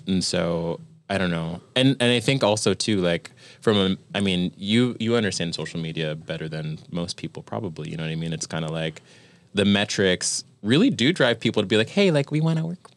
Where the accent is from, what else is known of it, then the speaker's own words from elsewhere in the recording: Virginia, United States; now in New York, United States; I was born in Virginia